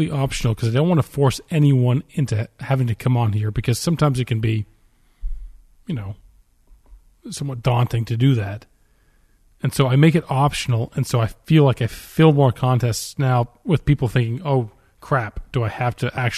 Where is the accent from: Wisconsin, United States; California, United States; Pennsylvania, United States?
Pennsylvania, United States; Philadelphia; I'm from Philadelphia.